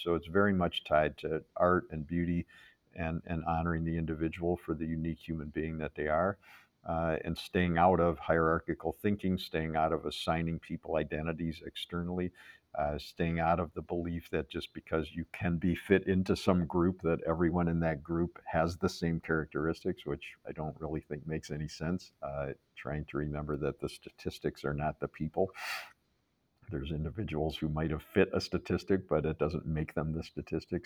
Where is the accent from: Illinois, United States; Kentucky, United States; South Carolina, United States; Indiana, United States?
Illinois, United States; Chicago; moved away as an adult; now in Ann Arbor, United States; I grew up in Chicago.